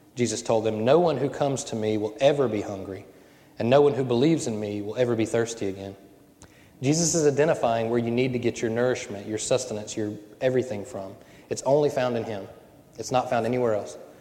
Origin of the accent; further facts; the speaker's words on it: Cajun, Louisiana, United States; I'm Cajun